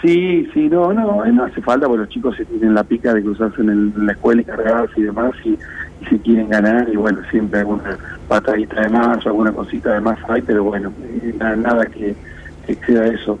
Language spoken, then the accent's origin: Spanish; Mar de Ajó, Buenos Aires Province, Argentina